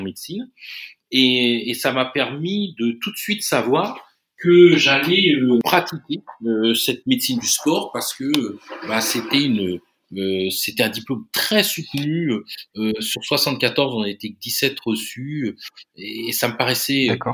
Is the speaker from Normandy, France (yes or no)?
no; Chartres, Centre-Val de Loire, France; la belle région de l'Eure-et-Loire, qui, qui, qui est dans la région centre et dont je suis originaire. Hein, je suis né à Chartres.